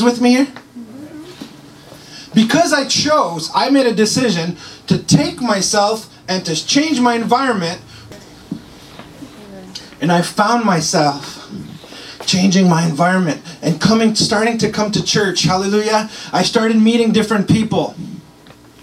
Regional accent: Montreal, Quebec, Canada; moved away; I'm from Montreal.

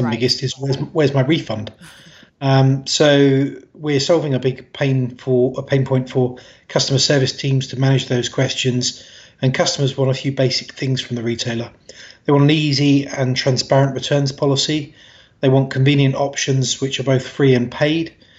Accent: London, United Kingdom; I'm from London originally

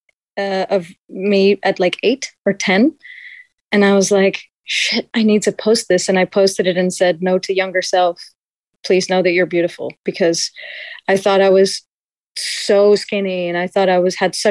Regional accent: Amsterdam, North Holland, Netherlands; now in India; I was born and raised in Amsterdam, the Netherlands

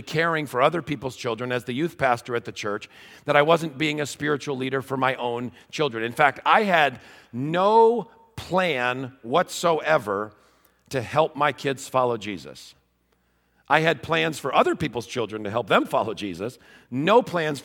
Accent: Wheaton, Illinois, United States; I'm from Wheaton, Illinois

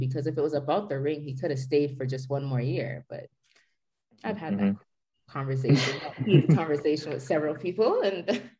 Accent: Jamaica; And I'm a Jamaican, so we live by that white rum

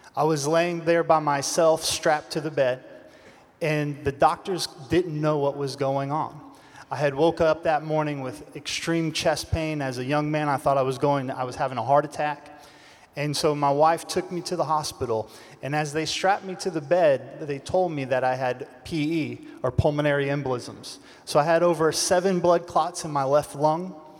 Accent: Los Angeles, California, United States; Los Angeles, California.

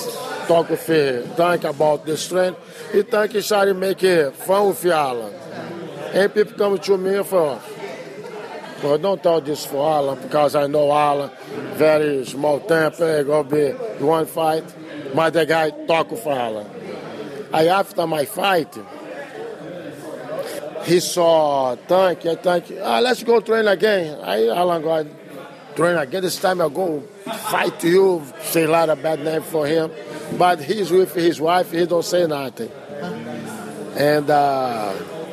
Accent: Brazil; English is a second language; moved away as an adult; now in United States; I come from Brazil

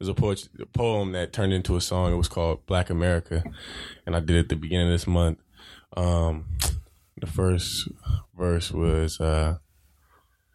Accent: San Diego, California, United States; moved away; where I grew up back in San Diego, this little diverse, real diverse neighborhood called City Heights

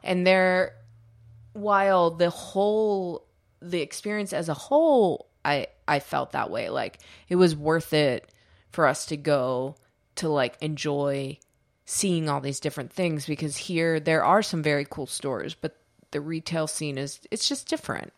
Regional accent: United States; we're American

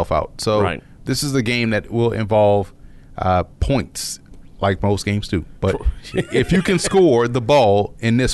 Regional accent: New Orleans, Louisiana, United States; New Orleans, my hometown

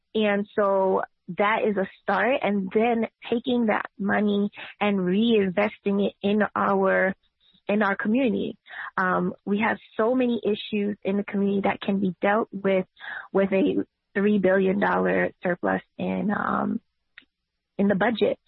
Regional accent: New York City, New York, United States; I've been a tenant activist since I was 16 when I was organizing on Myrtle Avenue in Brooklyn

